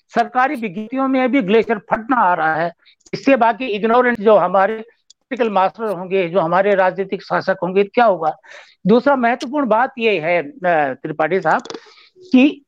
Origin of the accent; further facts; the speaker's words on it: Chamoli, Uttarakhand, India; मैं चमोली का रहने वाला हूँ